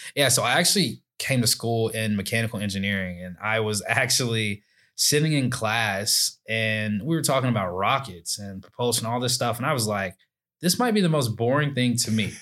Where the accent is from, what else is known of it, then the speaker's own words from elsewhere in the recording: Alabaster, Alabama, United States; I grew up in Alabaster, Alabama